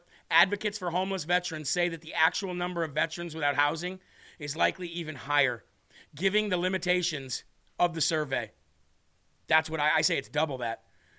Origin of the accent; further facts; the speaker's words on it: New York, United States; Hey, yo, I'm a New Yorker. I'm a New Yorker from the very bottom. I've been here. I know my city. I love my city.